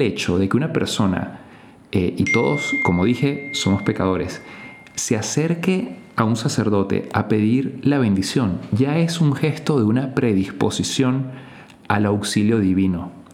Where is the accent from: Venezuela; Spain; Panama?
Venezuela; En Venezuela, en mi país